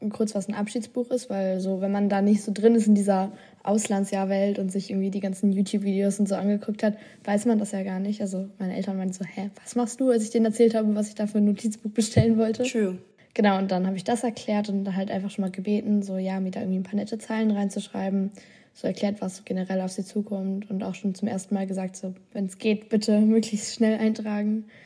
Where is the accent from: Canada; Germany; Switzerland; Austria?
Austria; Bei mir war es Österreich.